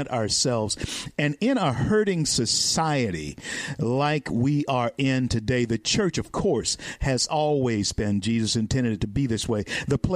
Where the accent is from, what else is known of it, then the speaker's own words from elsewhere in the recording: Shreveport, Louisiana, United States; my hometown of Shreveport, Louisiana